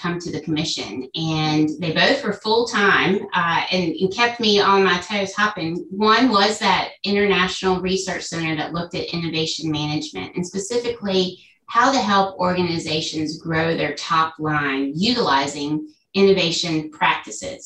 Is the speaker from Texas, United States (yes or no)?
no; Cary, North Carolina, United States; I was born and raised in Cary, North Carolina